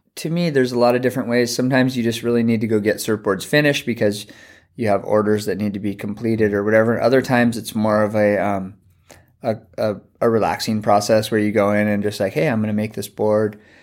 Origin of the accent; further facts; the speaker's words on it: Santa Barbara, California, United States; moved away as an adult; now in Hawaii, United States; I grew up in Santa Barbara